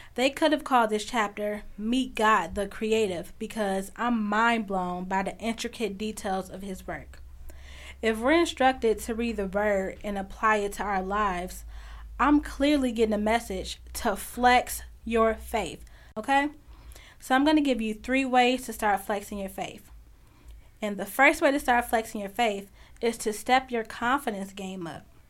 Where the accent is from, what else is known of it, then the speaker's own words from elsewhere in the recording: Chicago, Illinois, United States; I'm from Chicago, and I'm from a really big family